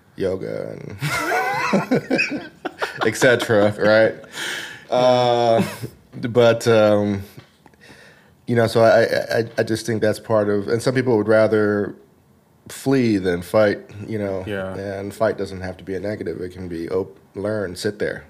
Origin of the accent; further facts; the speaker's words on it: the South, United States; now in Los Angeles, United States; growing up in the South